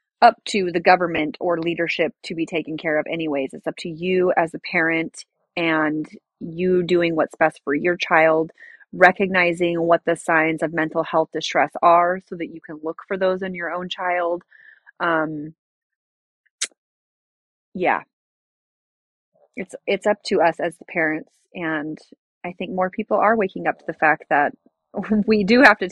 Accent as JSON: {"language": "English", "region": "California", "country": "United States", "said": "I'm from California"}